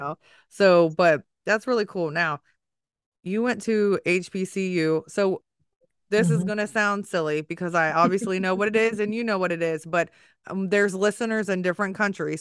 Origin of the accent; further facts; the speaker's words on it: Maryland area and DC, United States; also born or lived in Washington, D.C.; I grew up in the Maryland area and DC